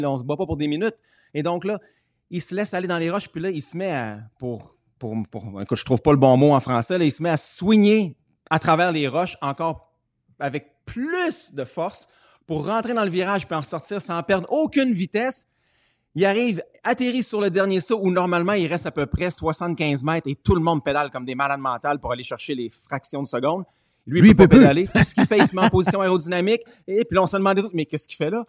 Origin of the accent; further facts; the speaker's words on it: Canada; je suis Canadien.